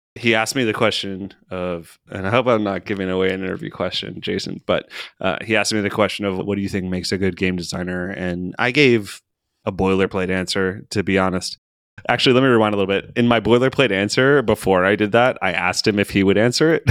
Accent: Maryland, United States; now in Seattle, United States; I'm from Maryland

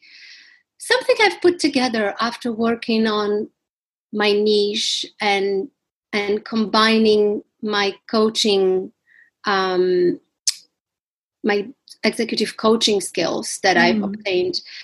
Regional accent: Slovakia; moved away as an adult; also born or lived in Washington, D.C., United States / New York, United States; now in London, United Kingdom; I grew up in Slovakia. Most of my childhood I spent there during the communism

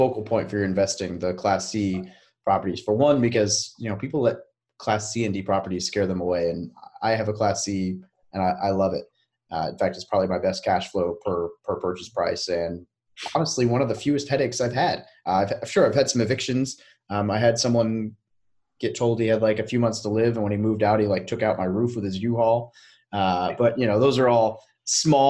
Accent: Little Rock, Arkansas, United States; I'm from Little Rock.

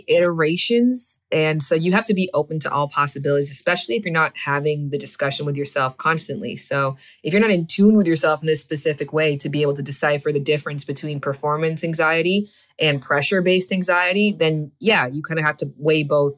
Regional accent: Canada; moved away as an adult; I'm from Canada

